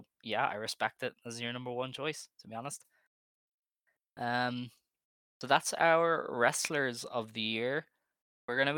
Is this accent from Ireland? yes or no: yes; Ireland; I'm Irish